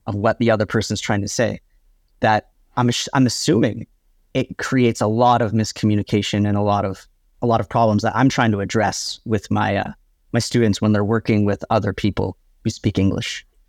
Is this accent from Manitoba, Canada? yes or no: no; Oakville, Ontario, Canada; moved away as an adult; also born or lived in Vancouver / Taiwan; Born and raised right outside of uh, Toronto, small little town called Oakville